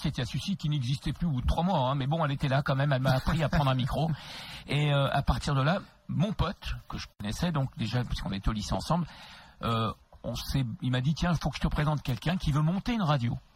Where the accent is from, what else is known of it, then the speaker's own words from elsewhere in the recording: Créteil, Île-de-France, France; je suis originaire de Créteil, j'ai grandi jusqu'à 16 ans à Créteil